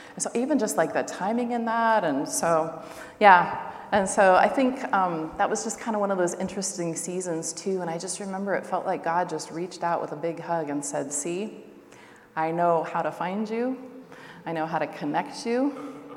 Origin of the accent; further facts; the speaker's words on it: Seattle, Washington, United States; moved away as an adult; also born or lived in Siberia; now in Russia; I'm actually originally from Seattle. My family's about an hour north of Seattle and about an hour south of the Canadian border